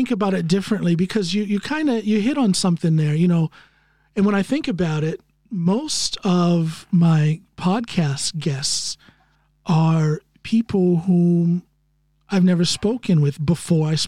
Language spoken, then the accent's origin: English; Norton, Ohio, United States; moved away; my hometown of norton no. ohio